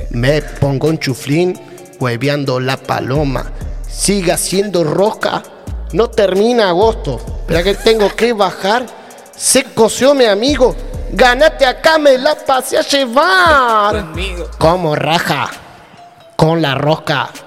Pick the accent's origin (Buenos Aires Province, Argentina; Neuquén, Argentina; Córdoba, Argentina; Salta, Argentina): Neuquén, Argentina; tenemos eso que no pronunciamos las S del final, los neuquinos.